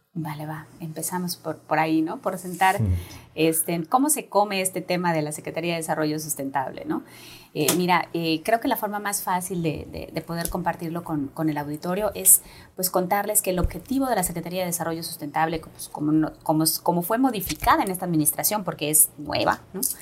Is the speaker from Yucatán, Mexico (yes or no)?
yes; Yucatán, Mexico; nos ha faltado como yucatecos y yucatecas